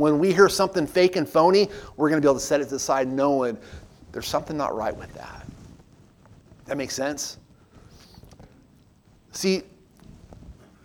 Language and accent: English; Southern California, United States; now in Pigeon Forge, United States; I grew up out west in Southern California